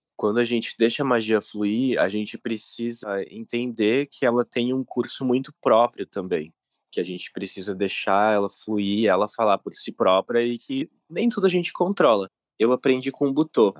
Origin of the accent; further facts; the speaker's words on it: Rio Grande do Sul, Brazil; Eu sou do Rio Grande do Sul